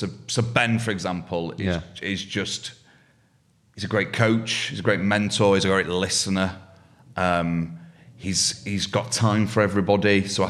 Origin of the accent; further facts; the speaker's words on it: Yorkshire and the Humber, United Kingdom; I'm a Yorkshireman.